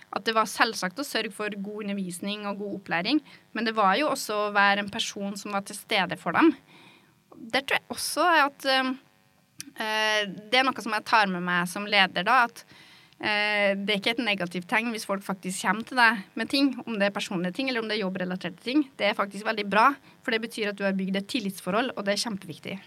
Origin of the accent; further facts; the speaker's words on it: Norway; accent: rural dialect (bygda); moved away as an adult; also born or lived in Oslo; det å snakke en litt sånn dialekt som åpenbart er fra bygda